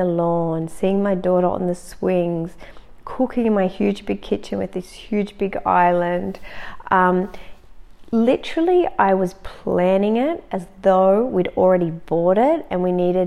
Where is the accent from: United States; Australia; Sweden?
Australia; now in Germany; I'm actually Australian and I was living in Germany. I'm still living in Germany.